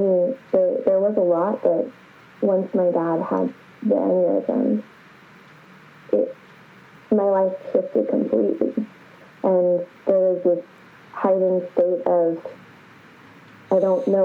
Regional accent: Kansas City, United States; moved away as an adult; now in London, United Kingdom; So I grew up in Kansas City. That's where I'm originally from

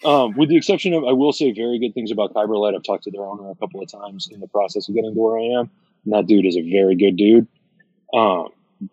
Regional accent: Kentucky, United States; also born or lived in Massachusetts; we moved down to Kentucky from Massachusetts

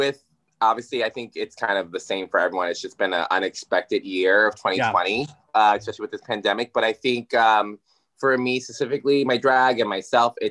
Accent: Yonkers, New York, United States; also born or lived in White Plains, New York; I'm from originally born in White Plains, raised in Yonkers. So that's my hometown

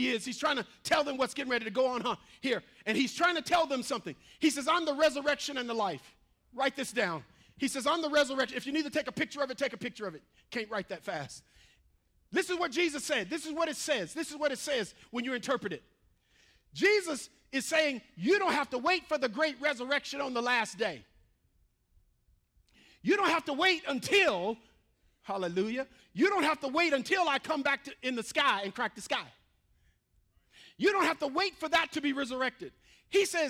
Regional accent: the South, United States; moved away; I grew up in the South

